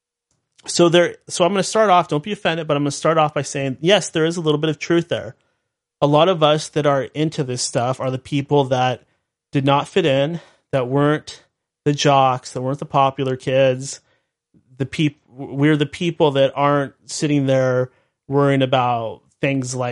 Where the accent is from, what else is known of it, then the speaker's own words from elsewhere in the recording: United States; I am a red-blooded American and very proud